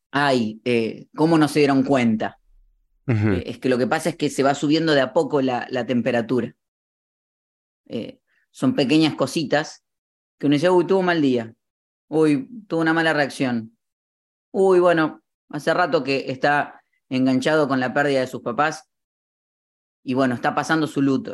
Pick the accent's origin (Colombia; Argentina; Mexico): Argentina; Morón, Buenos Aires Province; fui creciendo en Buenos Aires, en la ciudad de Morón que está en las, eh, como a 30 minutos de la capital